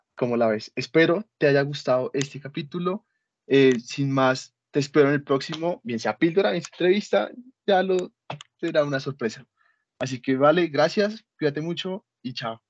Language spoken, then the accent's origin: Spanish; Colombia; nosotros como colombianos que no tenemos el pasaporte